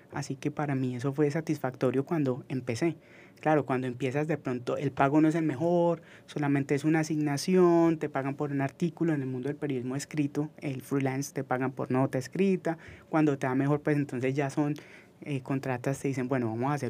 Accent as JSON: {"language": "Spanish", "town": "Manizales", "region": "Caldas", "country": "Colombia", "said": "Yo soy de la herencia paisa, yo soy de Manizales"}